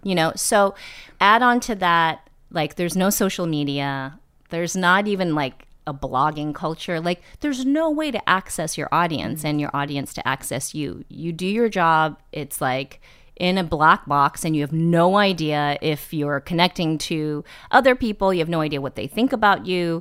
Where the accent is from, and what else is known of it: East Bay, Northern California, United States; born or raised there; moved away as an adult; also born or lived in New York